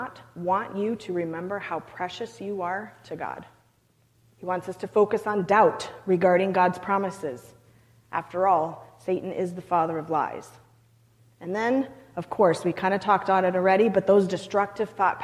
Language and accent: English; Canada; I'm Canadian